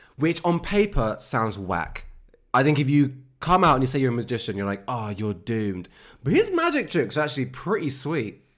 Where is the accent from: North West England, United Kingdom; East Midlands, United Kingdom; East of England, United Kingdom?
East of England, United Kingdom; Luton; I'm from Luton.